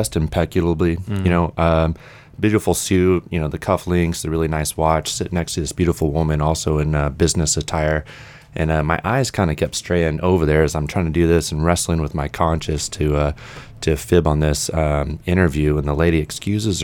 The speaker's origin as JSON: {"language": "English", "region": "Indiana", "country": "United States", "moved": "as an adult", "said": "originally I'm from Indiana. I was living in Indianapolis and I moved down here to go to school"}